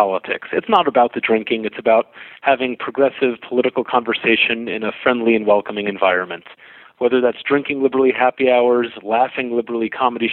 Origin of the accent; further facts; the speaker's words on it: New York, United States; I'm a New Yorker